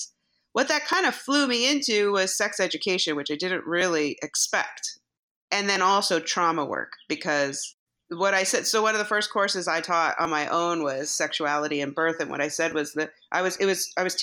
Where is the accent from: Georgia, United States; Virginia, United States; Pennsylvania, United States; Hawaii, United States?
Hawaii, United States; moved away; also born or lived in New York City; I grew up in Hawaii